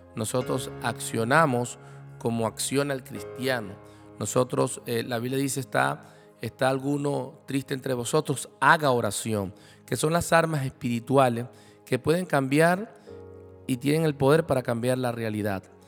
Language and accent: Spanish; Venezuela; como venezolanos, porque bueno, sabes que estamos viviendo una situación muy difícil en Venezuela